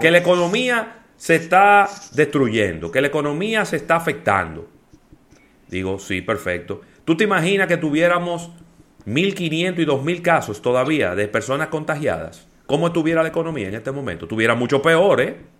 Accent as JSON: {"language": "Spanish", "country": "Dominican Republic"}